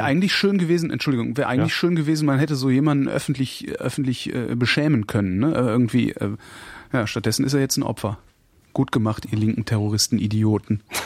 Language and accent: German; Erftstadt, North Rhine-Westphalia, Germany; Ich bin in dem Ort zur Schule gegangen, in der Hans-Martin Schleier, Ach. in dem Hans-Martin Schleier im Hochhaus äh, festgehalten wurde